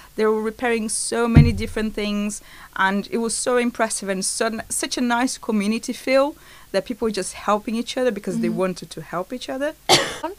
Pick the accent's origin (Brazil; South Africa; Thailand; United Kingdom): Brazil; moved away; I'm from Brazil